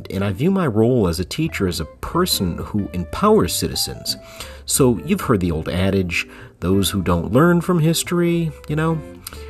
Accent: Flint, Michigan, United States; moved away as an adult; also born or lived in East Lansing, Michigan; now in Texas, United States; I grew up in Flint, Michigan, and I moved to Texas in 2009.

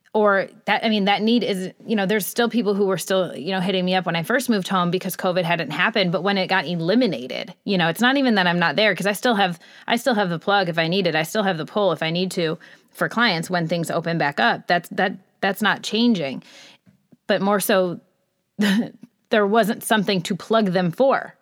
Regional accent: Michigan, United States; moved away as an adult; also born or lived in Los Angeles, United States; I was raised in Michigan

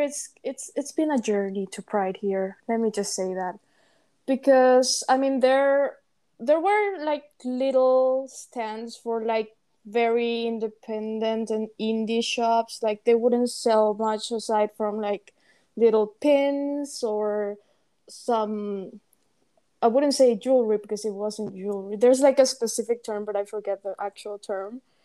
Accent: Paraguay; English is a second language; moved away as an adult; we are both from Paraguay and we've been friends for over eight years now. We met in high school

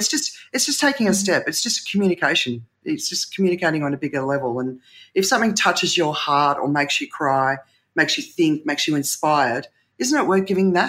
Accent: Australia; I grew up in Australia with the tall poppy syndrome

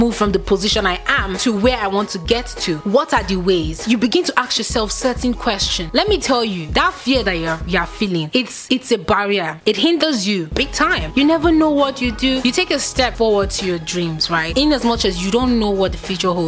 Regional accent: Nigeria; as a Nigerian youth

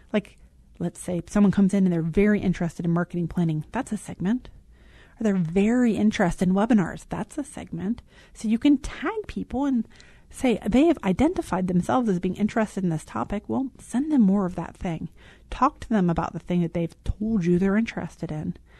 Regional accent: Richmond, Virginia, United States; moved away; I miss the South. I'm from Richmond, Virginia

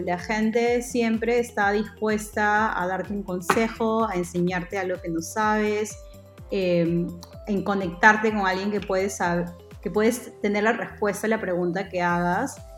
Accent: Piura, Peru; moved away as an adult; also born or lived in Lima, Peru / San Francisco, United States; yo soy eh, de Piura, eh, en Perú

